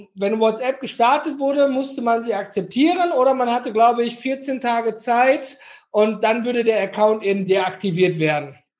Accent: Ruhr area, North Rhine-Westphalia, Germany; Ich komme hier aus dem Ruhrgebiet.

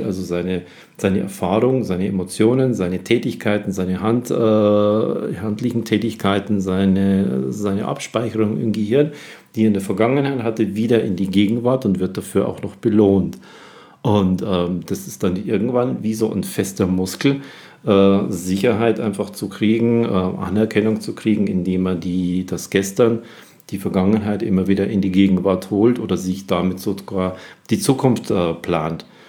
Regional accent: Germany; hier bei uns in Deutschland

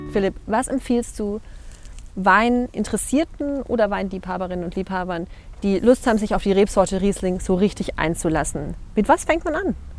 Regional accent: Rhineland-Palatinate, Germany; moved away; als Pfälzer

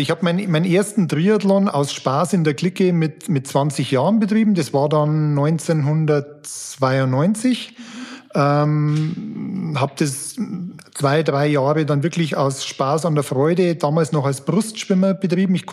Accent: Amberg, Bavaria, Germany; now in Fürth, Germany; Ich komme ursprünglich aus Amberg. Man hört es vielleicht, ich bin kein Franke, also Amberg in der Oberpfalz.

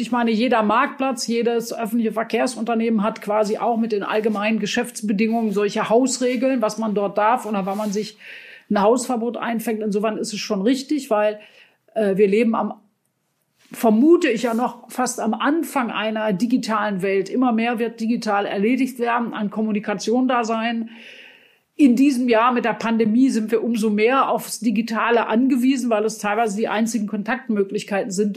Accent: Germany; bei uns in Deutschland

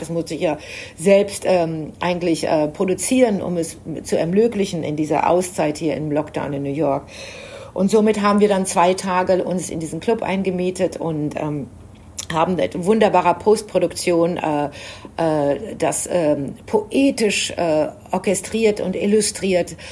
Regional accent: Germany; für mich als Deutsche

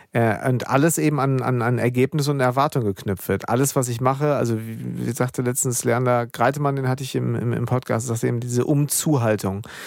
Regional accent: Germany; hier bei uns in Deutschland

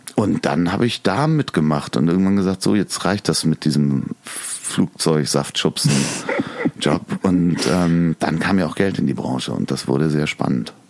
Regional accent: Hamburg, Germany; Ich bin ähm, in Lemsal groß geworden, in Sasel-Poppenbüttel aufs Goa gegangen

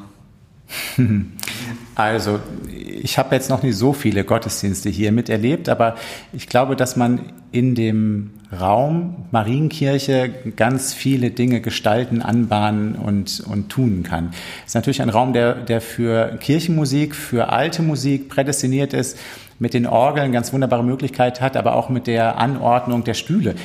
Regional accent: Minden, North Rhine-Westphalia, Germany; moved away; Meine Heimatgemeinde in Minden

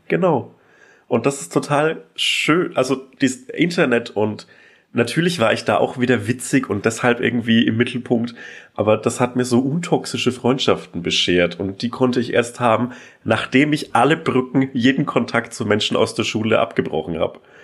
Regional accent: Franconian Switzerland, Upper Franconia, Bavaria, Germany; in der fränkischen Schweiz, die oberfränkische Provinz

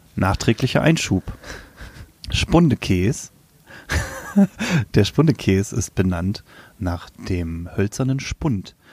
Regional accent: Lower Saxony, Germany; Ich komme aus Niedersachsen

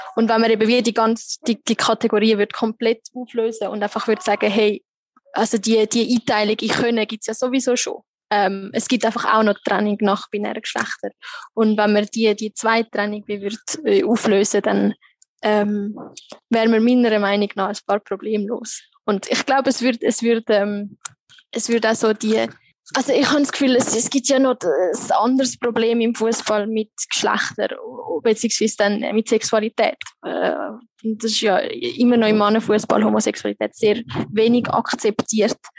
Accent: Switzerland; moved away as an adult; now in Egypt; bei uns in der Schweiz

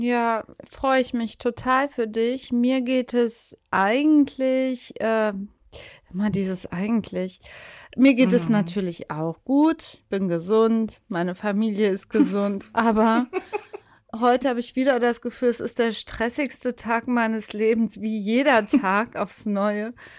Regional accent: Leverkusen, North Rhine-Westphalia, Germany; Leverkusen, wo ich herkomme, natürlich auch. Das gehört ja zu einer richtigen Leverkusenerin dazu.

